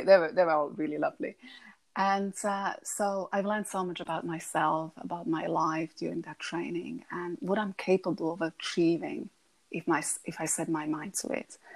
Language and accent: English; Slovakia; English is a second language; moved away as an adult; now in Buckinghamshire, United Kingdom; I'm originally from Slovakia